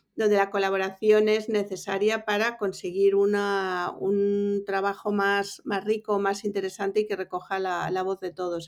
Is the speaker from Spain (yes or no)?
yes; Bilbao, Basque Country, Spain; moved away as an adult; also born or lived in Mallorca / New York; now in Madrid, Spain; yo soy de Bilbao